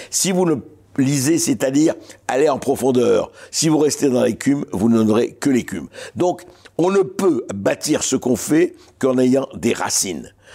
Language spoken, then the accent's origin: French; Beirut, Lebanon; moved away as an adult; now in Paris, France; j'ai passé 25 ans euh, au Liban et j'ai quitté le Liban pour la France